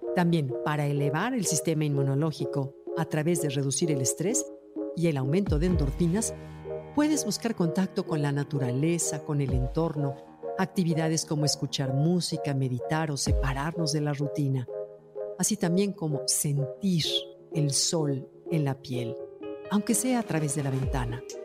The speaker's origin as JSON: {"language": "Spanish", "country": "Mexico", "said": "como somos los mexicanos"}